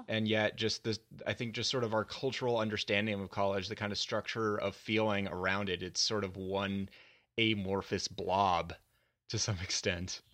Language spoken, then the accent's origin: English; Virginia, United States; also born or lived in Dallas, Texas; I had to transfer colleges back to my home state of Virginia